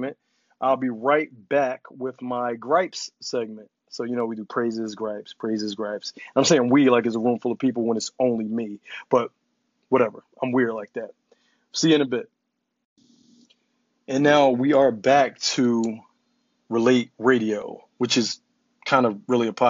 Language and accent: English; Philadelphia, Pennsylvania, United States; I am currently broadcasting out of Philadelphia, PA. This is my hometown